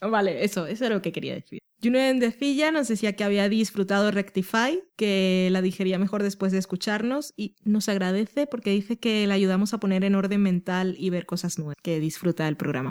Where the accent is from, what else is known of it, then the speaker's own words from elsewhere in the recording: Barranquilla, Atlántico, Colombia; moved away; yo soy de Barranquilla